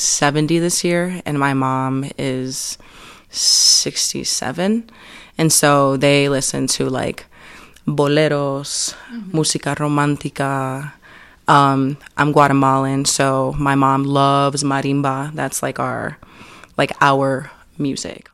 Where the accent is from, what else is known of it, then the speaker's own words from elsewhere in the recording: Chicago, Illinois, United States; also born or lived in Evanston; I was raised in Chicago